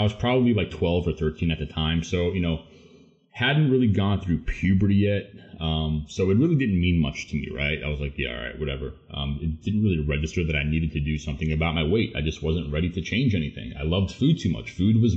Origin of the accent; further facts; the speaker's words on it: Long Island, New York, United States; born and raised on Long Island, New York